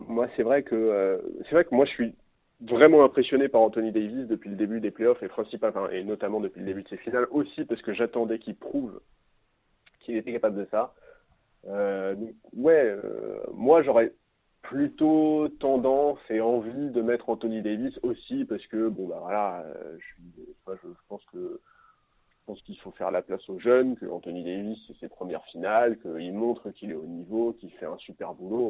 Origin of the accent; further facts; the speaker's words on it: France; je suis français.